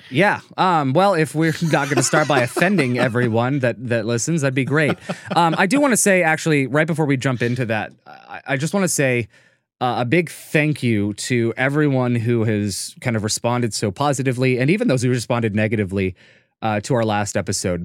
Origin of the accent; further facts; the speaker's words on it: United States; we're two people from America